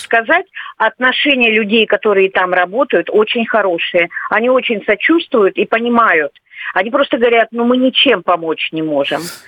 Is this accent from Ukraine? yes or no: yes; Ukraine; moved away as an adult; also born or lived in Lviv, Ukraine; now in Russia; мы родились на Украине